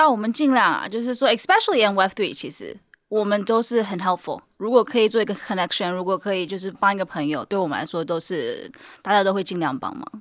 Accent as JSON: {"language": "Chinese", "region": "California", "country": "United States", "tie": "born or raised there", "second_language": "Chinese", "said": "我是在美国出生的，然后到 哦，有，所以你看为什么要有，对不对？有美国哪里出生啊？ 加州。"}